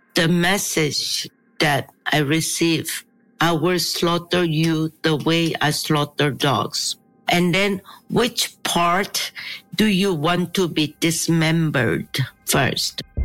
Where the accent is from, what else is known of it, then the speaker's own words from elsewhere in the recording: Seoul, South Korea; I was born in Seoul I grew up in Seoul